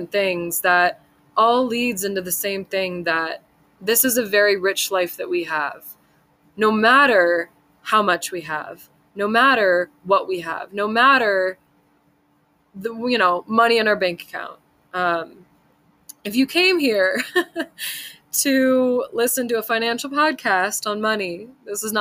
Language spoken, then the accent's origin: English; Southern California, United States; moved away as an adult; now in Montana, United States; I grew up in Southern California, which I don't know if you could tell from my voice, but I've lived there my whole life and I was born and raised Southern California